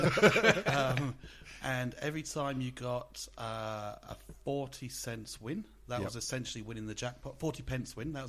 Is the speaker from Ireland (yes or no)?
no; England, United Kingdom; now in Australia; there used to be what you'd call a pokey, but we'd call a fruit machine growing up in England.